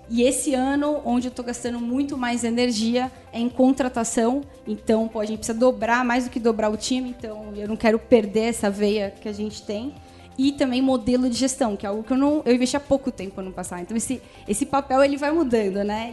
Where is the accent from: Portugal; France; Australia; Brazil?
Brazil; São Paulo; Eu sou aqui de São Paulo